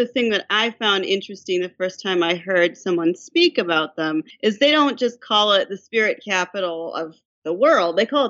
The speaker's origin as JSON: {"language": "English", "region": "Midwest", "country": "United States", "moved": "yes", "lives_now": "Vermont, United States", "said": "I'm from the Midwest originally, and I live in Vermont now."}